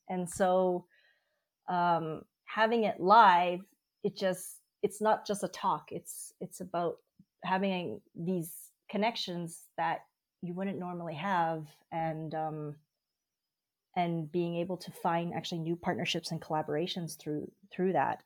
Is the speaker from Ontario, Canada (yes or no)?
no; Vancouver, British Columbia, Canada; moved away as an adult; also born or lived in Berlin, Germany; now in Germany; I'm from Vancouver originally, and a few years ago, I actually moved to uh, Germany for personal reasons, and I currently live just outside of Berlin.